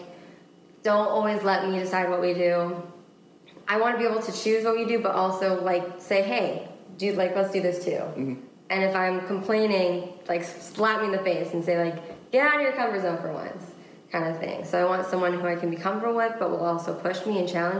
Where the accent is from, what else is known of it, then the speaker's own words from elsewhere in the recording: Washington, United States; moved away as an adult; now in Florida, United States; I grew up in Washington State.